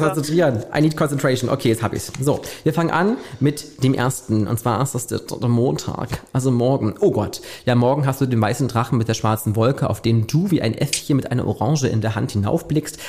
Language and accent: German; Germany; bei uns in Deutschland